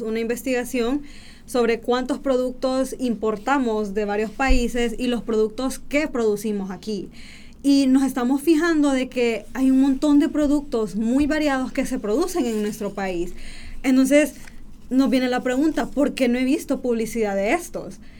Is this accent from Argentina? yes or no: no; Honduras; uno como hondureño